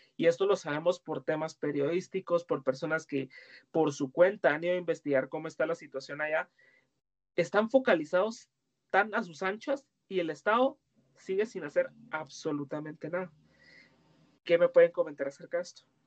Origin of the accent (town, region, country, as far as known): Guatemala